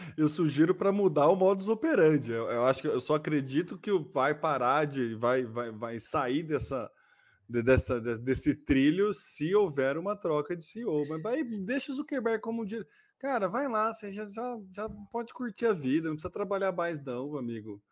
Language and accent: Portuguese; Brazil; a gente é brasileiro